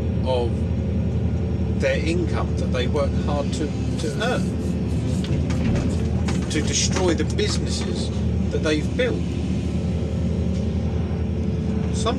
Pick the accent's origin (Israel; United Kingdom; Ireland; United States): United Kingdom; England